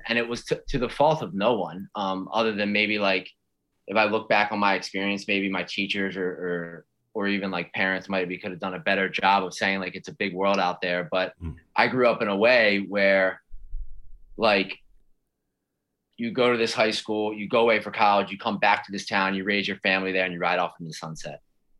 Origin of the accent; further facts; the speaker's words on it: outside Philadelphia, New Jersey, United States; I grew up right outside of Philly in South Jersey.